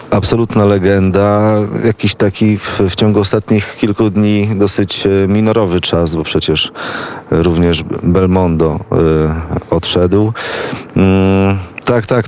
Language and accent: Polish; Gdańsk, Pomeranian Voivodeship, Poland; moved away as an adult; now in Kraków, Poland; Ja jestem z, pół, z północy, z Gdańska